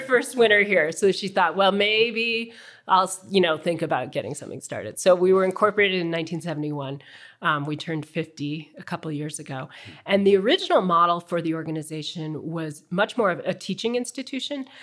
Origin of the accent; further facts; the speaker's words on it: Midwest, United States; also born or lived in Chicago; I grew up in the Midwest